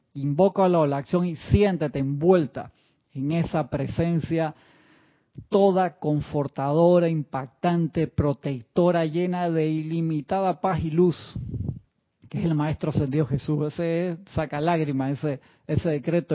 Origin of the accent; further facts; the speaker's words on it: Uruguay; now in Panama; cuando era pequeño en Uruguay